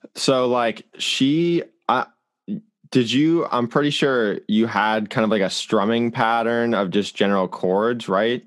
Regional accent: Hingham, Massachusetts, United States; I'm from Hingham, Massachusetts

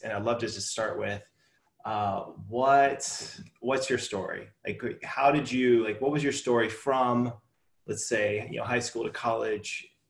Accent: Pittsburgh, Pennsylvania, United States; I grew up in Pittsburgh.

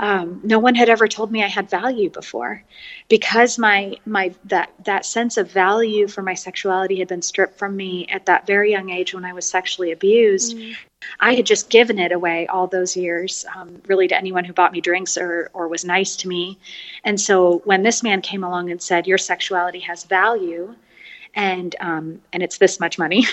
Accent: San Francisco, California, United States; also born or lived in Paris, France; now in Austin, United States; I grew up in California, uh, in San Francisco, and so I've really been a city girl my whole life

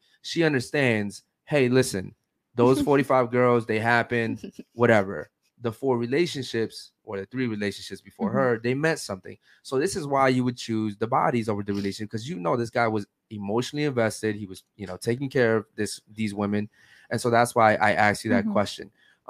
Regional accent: Baltimore, Maryland, United States; now in Miami, United States; No, I'm from Maryland, Baltimore.

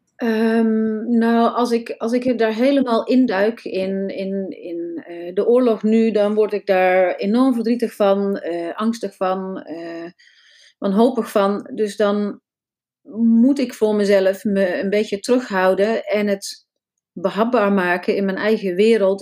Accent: North Brabant, Netherlands; moved away; ik kom uit Brabant en eh, daar voelde ik me niet zo thuis, dus ik ben verhuisd lang geleden.

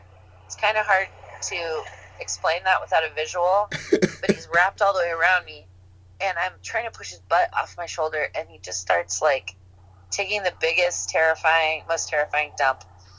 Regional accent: Napa, California, United States; now in Oakland, United States; I'm originally from the Bay Area, from the North Bay, from Napa County.

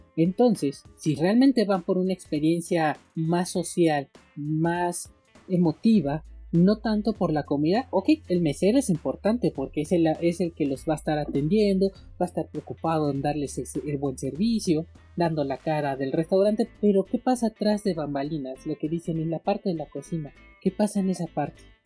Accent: Mexico; aquí en México, en mi país

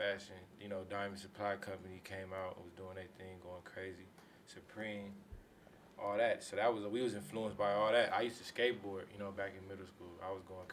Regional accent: Inglewood, California, United States; I grew up in Inglewood

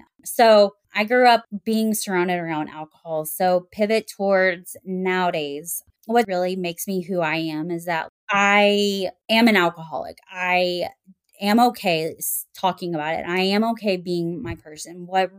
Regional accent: Little Rock, Arkansas, United States; also born or lived in Texas; is I was born in Texas and then grew up in Little Rock, Arkansas, moved around a whole lot.

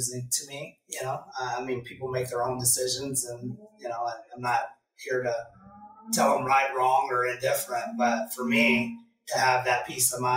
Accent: Oklahoma, United States; now in Midwest, United States; I grew up in Oklahoma

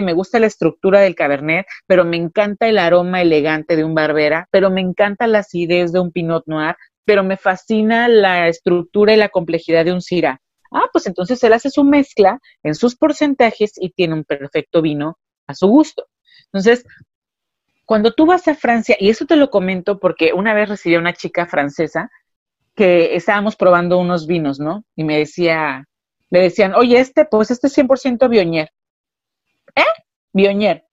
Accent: Ensenada, Baja California, Mexico; also born or lived in Puebla; originalmente yo soy nacida en Puebla, pero soy crecida, criada y educada aquí en, o maleducada baja

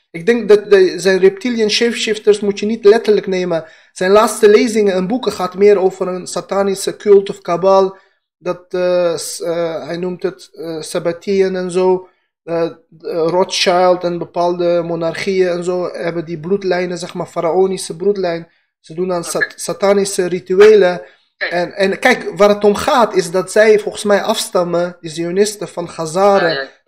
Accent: Afghanistan; now in Netherlands; Ik ben ook een Indo-Europeaan. Afghanen, wij Pashtunen.

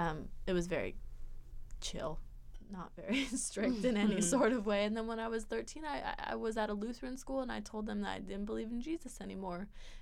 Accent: Hawaii, United States; I was raised in Hawaii, so I had that sort of culture around me. And then religion-wise, it was like very loosely Christian because my family kind of just let me believe whatever I wanted to.

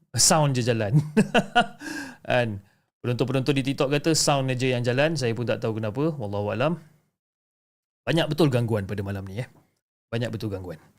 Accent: Malacca, Malaysia; keesokannya Sabtu kita orang pulang ke kampung saya dekat Melaka bersama-sama.

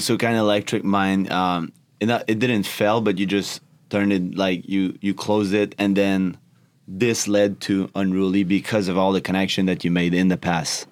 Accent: Canada; English is a second language; I'm from Canada

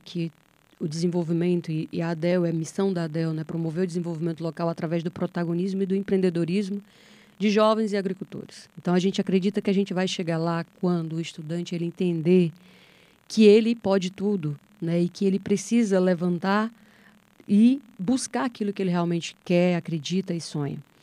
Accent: Apuiarés, Ceará, Brazil; Sou de Apuiarés, que é uma cidade vizinha a Pentecoste

